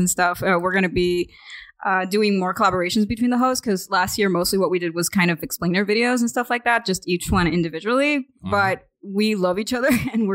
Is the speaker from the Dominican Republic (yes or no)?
yes; Dominican Republic; I'm from the Caribbean